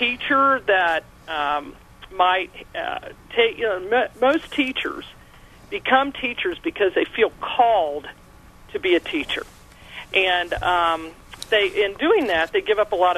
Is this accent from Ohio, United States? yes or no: yes; Columbus, Ohio, United States; when I was growing up in Columbus, Ohio